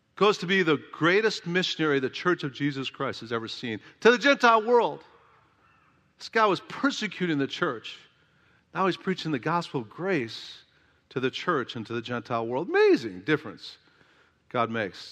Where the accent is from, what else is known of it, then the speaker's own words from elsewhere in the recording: Oak Park, Illinois, United States; my hometown, Oak Park, Illinois